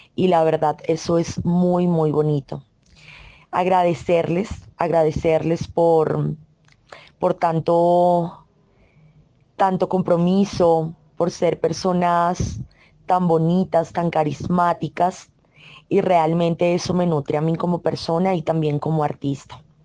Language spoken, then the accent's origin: Spanish; Colombia; Yo soy colombiana